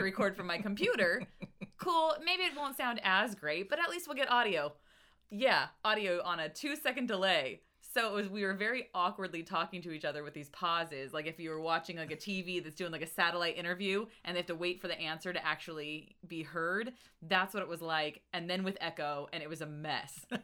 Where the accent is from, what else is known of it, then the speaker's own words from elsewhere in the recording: La Verne, California, United States; I grew up in Laverne. Uh-huh. Uh, which is close to the LA County Fairgrounds